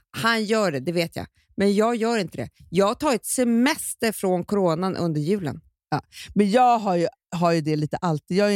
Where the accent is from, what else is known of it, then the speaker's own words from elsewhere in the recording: Stockholm, Stockholm County, Sweden; vi är ju mm. infödda stockholmare, du och jag